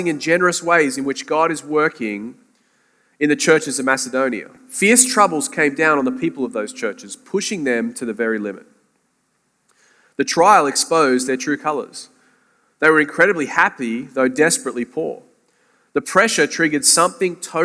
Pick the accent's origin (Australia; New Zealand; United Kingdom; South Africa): Australia; Sydney, New South Wales; moved away as an adult; now in St. Augustine, United States; Sydney, Australia is where I'm from, but via St. Augustine, Florida